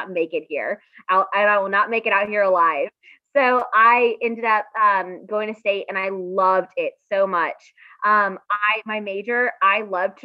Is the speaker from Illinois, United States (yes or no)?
no; Raleigh, North Carolina, United States; I grew up in Raleigh. Very fortunate to have grown up here.